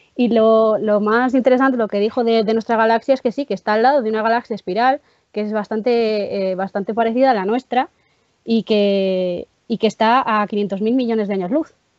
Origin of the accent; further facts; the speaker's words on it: Palencia / León, Castile and León, Spain; also born or lived in Soto de Rueda, León; soy de un pueblo de, de, Palencia, pero también soy un pueblo de León, muy pequeñito